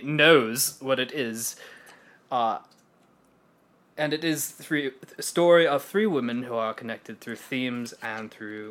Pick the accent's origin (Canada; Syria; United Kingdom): United Kingdom; I mean, I'm British, so obviously I'm serious all the time.